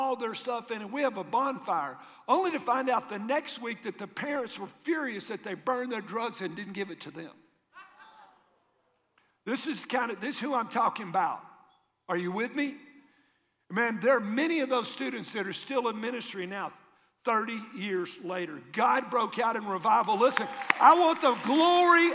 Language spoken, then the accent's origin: English; Tennessee, United States; where are you from? Tennessee